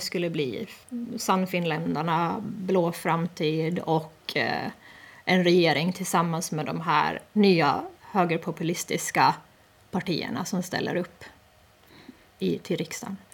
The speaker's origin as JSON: {"language": "Swedish", "country": "Åland Islands", "said": "vi som ålänningar som faktiskt har det här som en del av vår identitet"}